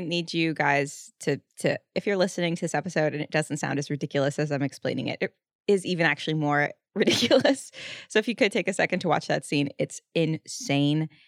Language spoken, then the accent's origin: English; the South, United States; I'm from the South.